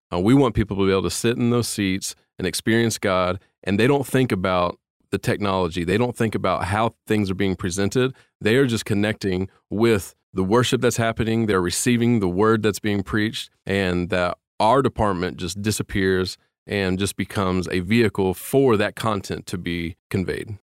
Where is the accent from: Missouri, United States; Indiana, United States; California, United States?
Indiana, United States; moved away as an adult; I'm from Indiana, and my family and I came here four years ago